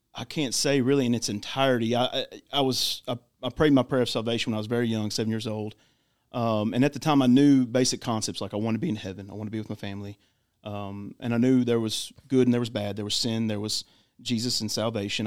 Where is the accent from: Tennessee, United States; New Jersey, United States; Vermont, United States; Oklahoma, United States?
Tennessee, United States; Clarksville; I am born and raised in Clarksville